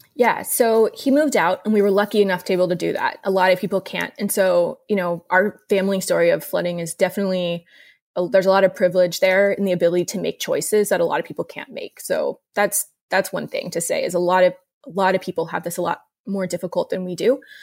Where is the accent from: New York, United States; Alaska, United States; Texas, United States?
Texas, United States; Houston; I grew up in Meyerland. Uh, my family moved there in the nineties when I was little